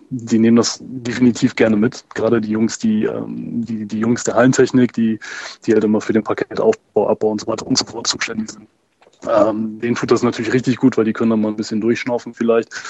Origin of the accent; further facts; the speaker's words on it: Röndorf, North Rhine-Westphalia, Germany; ich komme hier unten aus der Ecke tatsächlich halt ursprünglich aus Röndorf, deswegen ähm, da auch basketballerisch groß geworden